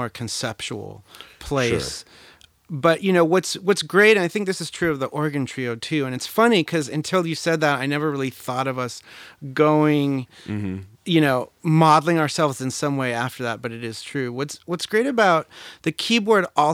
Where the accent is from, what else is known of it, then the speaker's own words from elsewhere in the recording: Los Angeles, California, United States; moved away; I grew up in North Hollywood